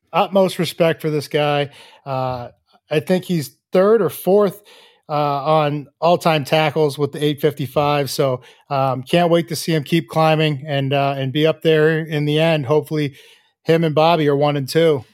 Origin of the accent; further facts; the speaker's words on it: half an hour outside Boston, Massachusetts, United States; I'm from Boston or I'm from, from Massachusetts, you know, just a half hour outside of Boston